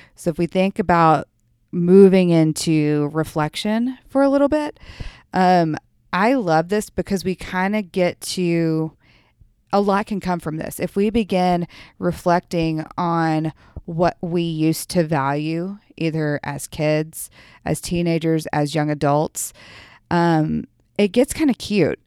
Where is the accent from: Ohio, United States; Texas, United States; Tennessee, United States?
Tennessee, United States; Memphis; I grew up in Memphis